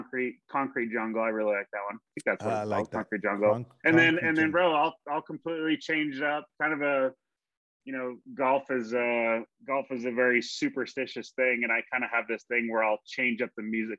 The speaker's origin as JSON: {"language": "English", "town": "Spokane", "region": "Washington", "country": "United States", "tie": "born there", "also_born_or_lived": "Southern California / Santiago, Chile", "lives_now": "Ohio, United States", "said": "I was born in Spokane, Washington, bro. I've lived in Southern California. I lived in South America. I've here, Ohio."}